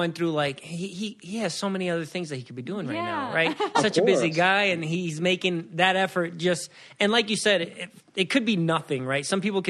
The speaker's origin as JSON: {"language": "English", "country": "Puerto Rico", "said": "yo soy Boricua, right? So I'm from Puerto Rico. My mom and dad, both from Puerto Rico. Yo nací"}